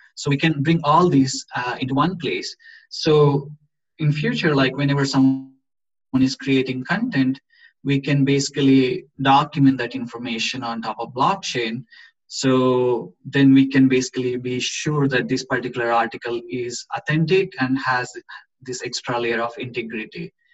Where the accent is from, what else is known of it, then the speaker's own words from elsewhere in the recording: India; moved away as an adult; now in Gothenburg, Sweden; We are both from India. We came to Sweden like uh, five years ago for education